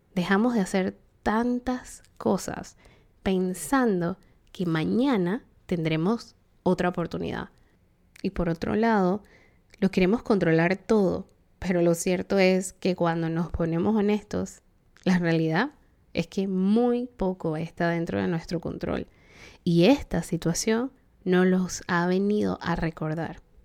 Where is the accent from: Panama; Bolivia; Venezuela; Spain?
Panama; en Panamá, país de donde soy